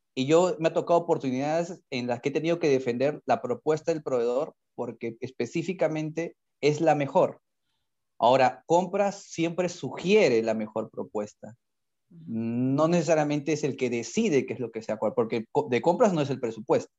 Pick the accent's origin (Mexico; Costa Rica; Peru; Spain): Peru; estuve, como muchos peruanos